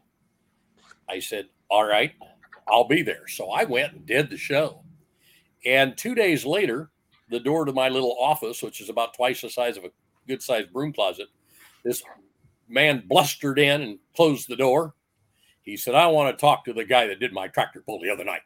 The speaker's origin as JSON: {"language": "English", "town": "Kentland", "region": "Indiana", "country": "United States", "tie": "born or raised there", "said": "my hometown of Kentland"}